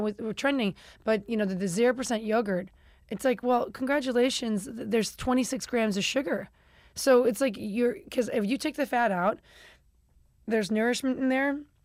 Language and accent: English; Chicago, Illinois, United States; I'm from Chicago